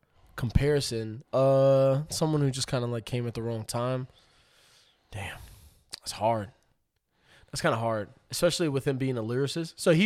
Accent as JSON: {"language": "English", "country": "Puerto Rico", "said": "Because I'm coming from Puerto Rico. So, like, the only people we heard was from down south and from New York."}